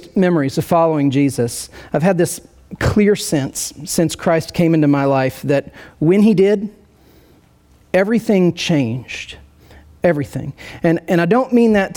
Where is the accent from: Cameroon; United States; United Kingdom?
United States; rural Indiana; moved away as an adult; also born or lived in Nashville / St. Louis; now in Kansas City, United States; I grew up in rural Indiana, central Indiana